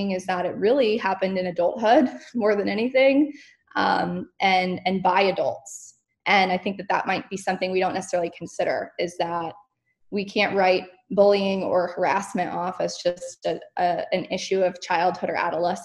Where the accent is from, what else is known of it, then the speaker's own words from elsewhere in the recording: Ponte Vedra Beach, Florida, United States; also born or lived in Oxford, Mississippi / Orlando, Florida; now in Jacksonville, United States; I grew up in Florida